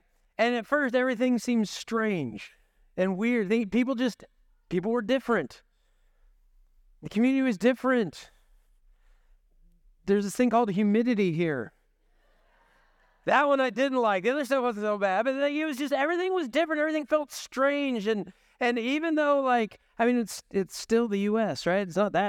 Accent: Washington, United States; now in Dubuque, United States; I came from Washington State, so I drove 25 hours to get here.

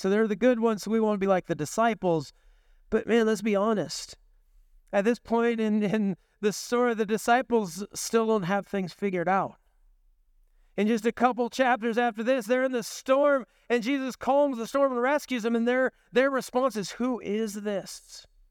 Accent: the Northwest, Pacific Northwest, United States; growing up in the Northwest

